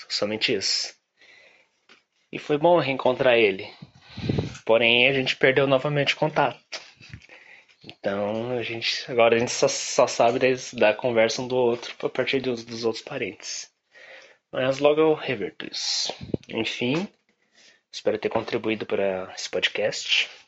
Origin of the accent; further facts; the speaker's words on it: Curitiba, Paraná, Brazil; Tenho 23 anos, sou de Curitiba e sou publicitário.